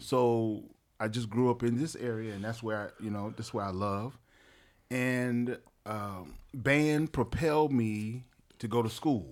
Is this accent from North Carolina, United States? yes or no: yes; Wilmington, North Carolina, United States; I am originally from Wilmington, North Carolina